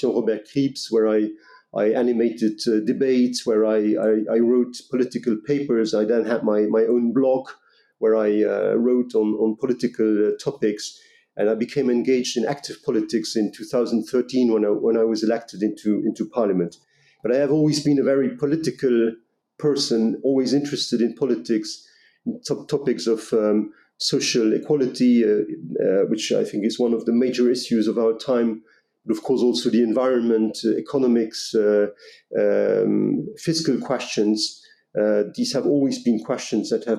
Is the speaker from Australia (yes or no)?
no; Luxembourg; I'm a Luxembourg national. I'm born and raised in Luxembourg.